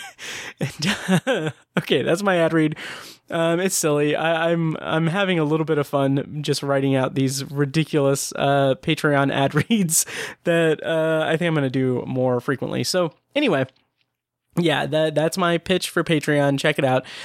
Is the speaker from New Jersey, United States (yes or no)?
no; Speedway, Indiana, United States; my hometown of Speedway, Indiana